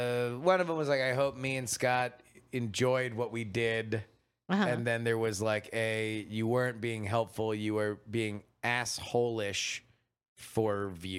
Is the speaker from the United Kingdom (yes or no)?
yes; United Kingdom; Mostly because I'm British.